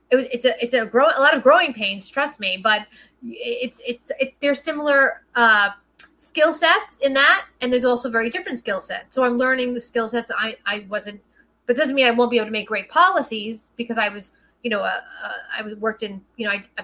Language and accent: English; New York City, New York, United States; I'm a New Yorker, it's in my blood. I've traveled the country. I've been blessed to be able to work in almost every state of the union, but New York is my home. It's my blood. I'm a Brooklyn girl through and through